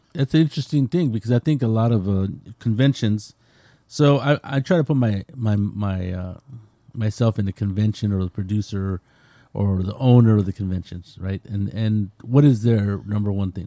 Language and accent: English; California, United States; I'm from California